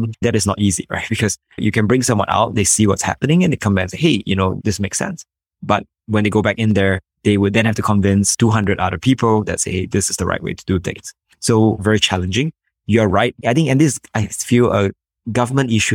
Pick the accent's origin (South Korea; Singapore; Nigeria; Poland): Singapore; I'm from Singapore